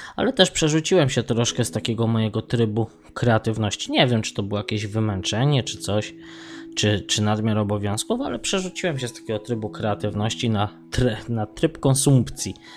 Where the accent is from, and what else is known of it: Poland; now in Sligo, Ireland